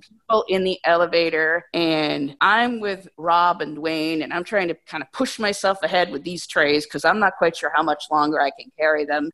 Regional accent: New Hampshire, United States; also born or lived in Vermont; I grew up in New Hampshire in a very rural area, and then I went to college in Vermont

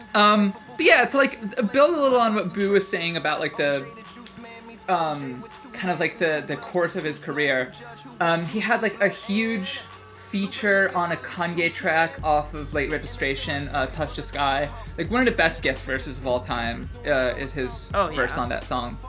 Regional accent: Chicago, Illinois, United States; I grew up in Chicago

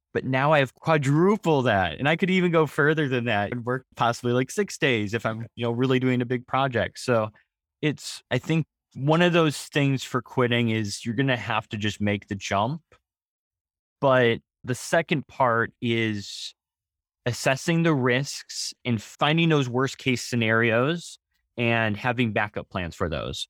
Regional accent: Wisconsin, United States; I'm from Wisconsin

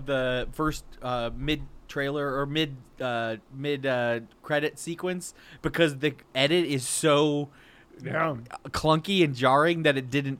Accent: Muskegon, Michigan, United States; I grew up in Michigan.

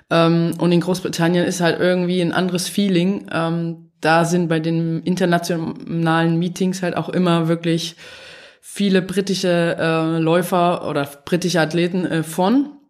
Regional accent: Dresden, Saxony, Germany; Ich komme aus Dresden, ähm, da ist dann halt früher viel mehr trainiert worden.

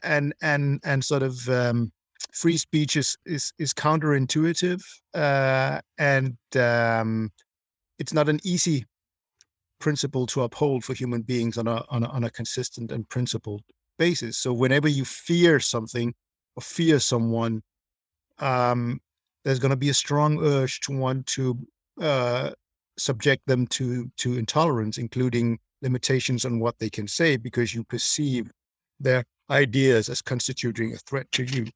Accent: Denmark; growing up in Denmark, um, when I was, uh, you know, young

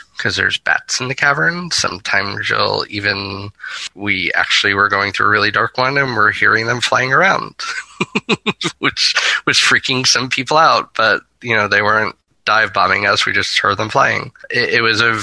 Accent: Florida, United States; my home state of Florida

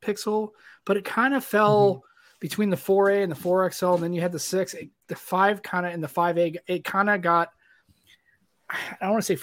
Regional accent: United States; I was born here in the United States

